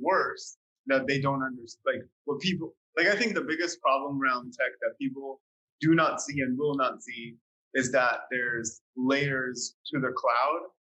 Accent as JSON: {"language": "English", "country": "Slovakia", "second_language": "English", "moved": "yes", "said": "when I came from Slovakia, you know, like coming from a post-socialist communist country, like change did not occur."}